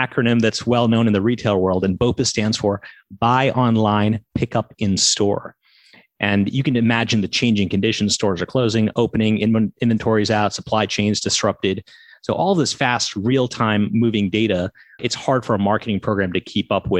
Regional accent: Massachusetts, United States; moved away as an adult; also born or lived in Silicon Valley; now in Brooklyn, United States; I grew up in Massachusetts

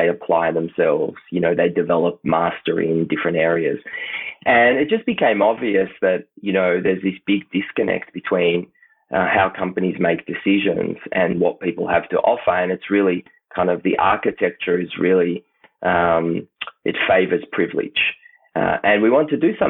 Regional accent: Tel Aviv, Tel Aviv District, Israel; moved away as an adult; now in Melbourne, Australia; I grew up in Tel Aviv

